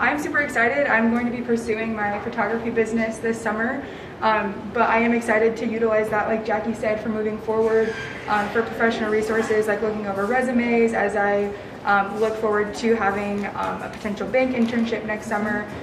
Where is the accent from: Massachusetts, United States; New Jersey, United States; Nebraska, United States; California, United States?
Nebraska, United States; Pleasanton; I'm from Pleasanton, Nebraska.